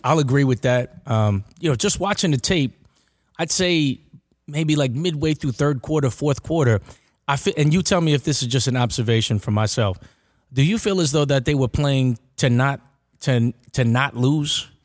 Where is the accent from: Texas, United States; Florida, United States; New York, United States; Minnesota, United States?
New York, United States; Uniondale; so I'm from Uniondale